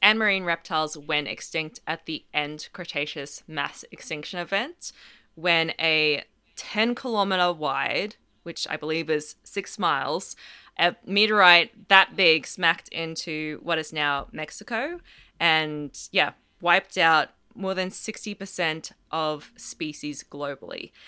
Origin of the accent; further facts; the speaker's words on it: Australia; I'm Australian as well